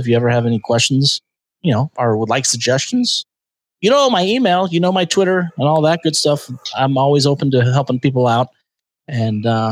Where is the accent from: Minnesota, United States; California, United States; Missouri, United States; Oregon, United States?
California, United States; San Diego; I'm from San Diego.